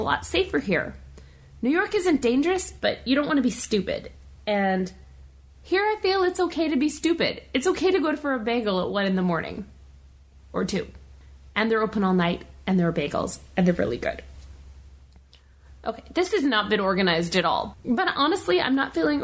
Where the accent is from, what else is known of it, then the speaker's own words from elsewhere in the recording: Canada; first language English; now in Montreal, Canada; I'm English. Well, Canadian English.